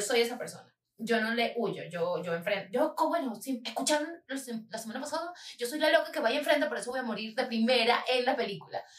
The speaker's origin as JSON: {"language": "Spanish", "region": "Falcón", "country": "Venezuela", "tie": "born or raised there", "moved": "yes", "said": "en el estado Falcón, de donde yo vengo, en Venezuela"}